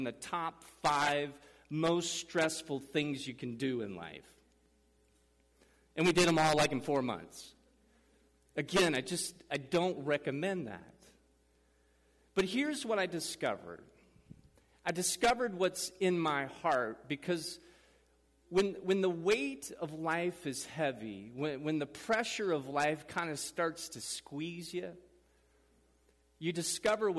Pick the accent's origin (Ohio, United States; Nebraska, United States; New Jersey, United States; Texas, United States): Nebraska, United States; Madrid; moved away as an adult; also born or lived in Kansas City; We moved from Kansas City, a city, to a rural area, Madrid, Nebraska area where I grew up.